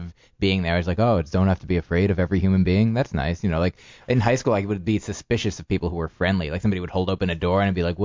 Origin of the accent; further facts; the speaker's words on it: northern New Jersey, United States; also born or lived in Boston; now in New York, United States; I grew up in New Jersey